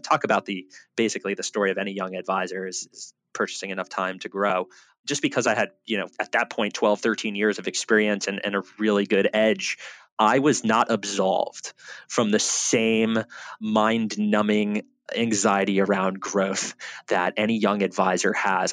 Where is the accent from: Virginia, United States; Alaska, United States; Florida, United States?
Florida, United States; Boca Raton; growing up in South Florida and Boca Raton